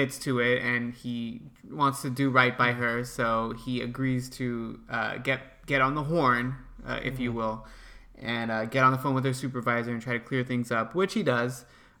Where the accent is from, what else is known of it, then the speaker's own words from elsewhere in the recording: United States; they know that I'm American, so they're going to make an example out of me.